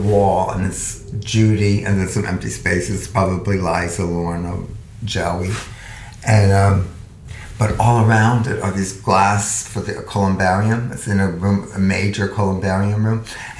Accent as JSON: {"language": "English", "region": "New Jersey", "country": "United States", "tie": "born or raised there", "said": "I grew up in New Jersey."}